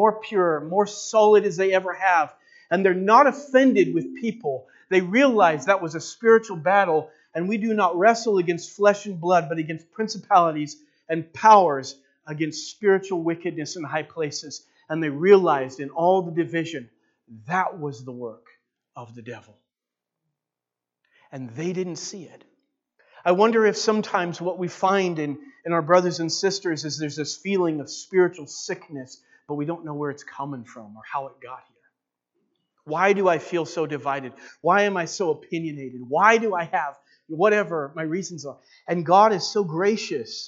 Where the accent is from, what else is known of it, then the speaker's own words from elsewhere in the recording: Walla Walla, Washington, United States; now in Enterprise, United States; I grew up in Walla Walla